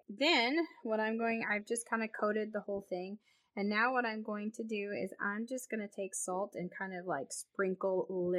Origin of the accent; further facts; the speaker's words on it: United States; I'm American and I don't speak French.